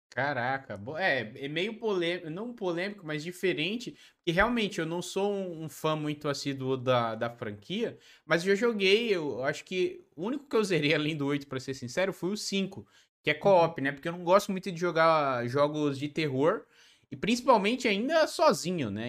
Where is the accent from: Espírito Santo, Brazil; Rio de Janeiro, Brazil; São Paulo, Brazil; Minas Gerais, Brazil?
São Paulo, Brazil; eu sou da capital também, só que eu sou da Zona Sul, Santo Amaro